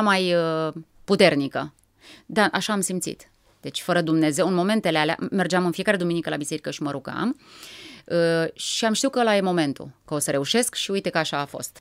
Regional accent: Râmnicu Vâlcea, Vâlcea County, Romania; m-am născut la Râmnicu Vâlcea. Părinții mei uh, ne-au uh, oferit o copilărie mie și fratelui meu, Adrian, foarte frumoasă

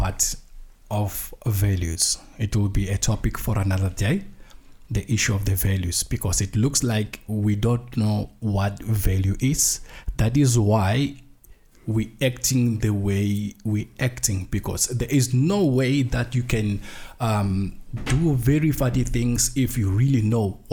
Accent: South Africa; as a South African society

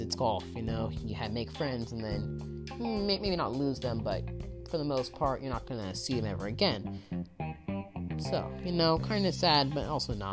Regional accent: Bay Area, California, United States; I'm from the Bay Area

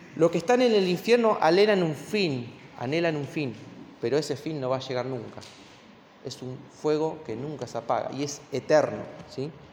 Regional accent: Argentina; como argentinos

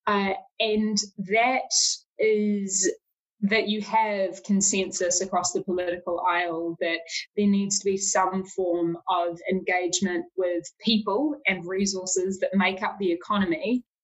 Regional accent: Auckland, New Zealand; I was from Auckland

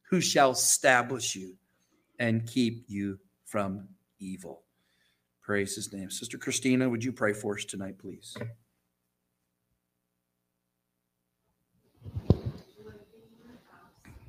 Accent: St. Petersburg, Florida, United States; We grew up together in St. Petersburg, Florida

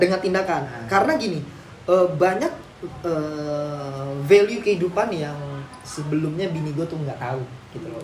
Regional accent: Jakarta, Indonesia; gua selalu mencerminkan diri gua itu Kerawamangun, gitu. Di mana tempat gua tumbuh

